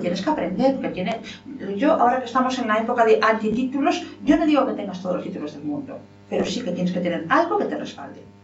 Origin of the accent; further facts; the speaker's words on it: Lugo, Galicia, Spain; soy gallego, estoy orgullosa de ser española